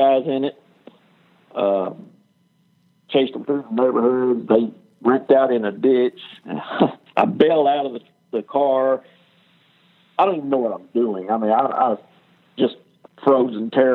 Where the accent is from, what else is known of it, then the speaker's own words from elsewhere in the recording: Dallas, Texas, United States; I was born in Dallas, Texas, raised up all around this area